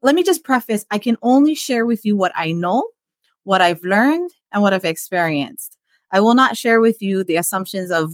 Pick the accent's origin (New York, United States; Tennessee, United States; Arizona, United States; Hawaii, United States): Hawaii, United States; we were Chinese Hawaiian people